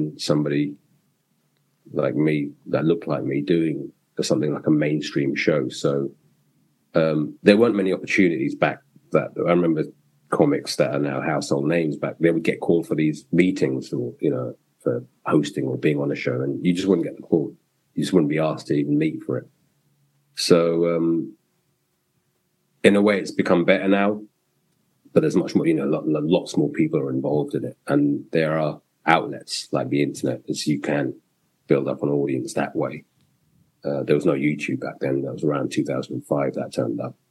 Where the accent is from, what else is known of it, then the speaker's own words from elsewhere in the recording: London, United Kingdom; growing up in England in the 70s and 80s, you just consider yourself a Londoner and a Brit